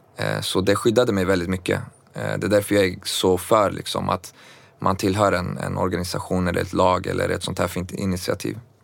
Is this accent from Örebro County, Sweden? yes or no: yes; Örebro, Örebro County, Sweden; also born or lived in Baku, Azerbaijan; jag föddes faktiskt på vägen i forna Sovjet eh, som senare blev självständigt som Baku, Azerbajdzjan. Kom till Sverige när jag var två, eh, till Örebro